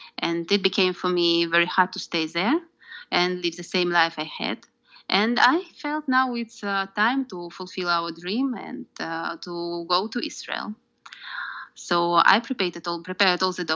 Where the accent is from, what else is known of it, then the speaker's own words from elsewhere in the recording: Moscow Oblast, Russia; English is a second language; moved away; also born or lived in Zurich, Switzerland; I was born in Russia, in a small town in the Moscow region, and moved to Moscow when I was 14.